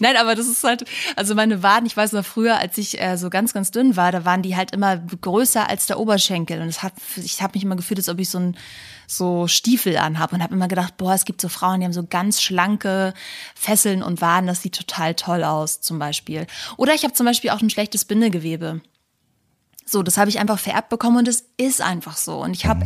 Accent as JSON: {"language": "German", "area": "the North", "region": "Northern Germany", "country": "Germany", "said": "bei uns im Norden"}